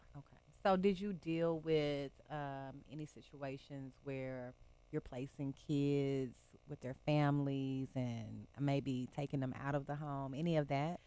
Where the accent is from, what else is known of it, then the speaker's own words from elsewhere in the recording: Texas, United States; now in Memphis, United States; growing up in Texas, my mom married this guy